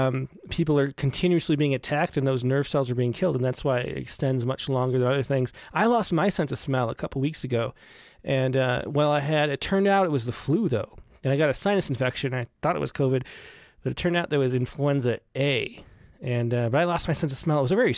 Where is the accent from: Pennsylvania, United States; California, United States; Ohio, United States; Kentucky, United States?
Ohio, United States; Cleveland; I consider my earliest memories growing up in Cleveland, Ohio, where winters were staged in terminal whiteness as truckloads of white snow were heaped onto our home on Edge Hill Road.